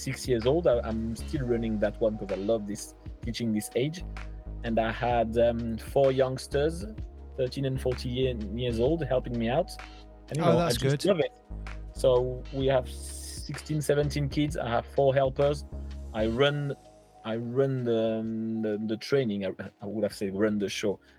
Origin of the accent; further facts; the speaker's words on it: Langon, Nouvelle-Aquitaine, France; English is a second language; moved away as an adult; also born or lived in Portsmouth; It's my hometown. We grew up with my wife here